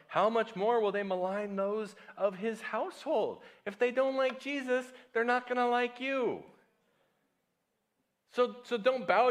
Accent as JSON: {"language": "English", "country": "United States", "moved": "yes", "said": "America, my home country"}